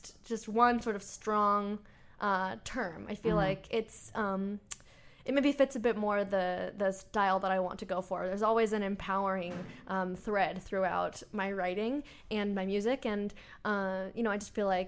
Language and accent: English; Bay Area, California, United States; I'm from the Bay Area, but I started traveling back and forth to LA to work on music